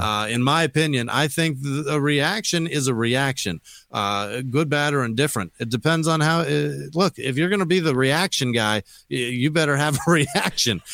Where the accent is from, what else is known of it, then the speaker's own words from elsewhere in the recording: Phoenix, Arizona, United States; also born or lived in Colorado Springs, Colorado; I grew up in Sou, uh, central Phoenix in a terrible neighborhood